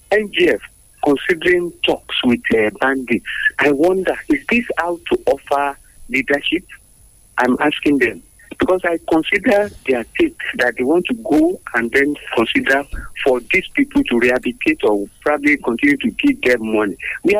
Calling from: Abeokuta, Ogun State, Nigeria; from Abekuta.

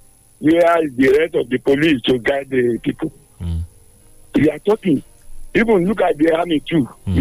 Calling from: Illinois, United States; I'm calling from Irakari, Illinois.

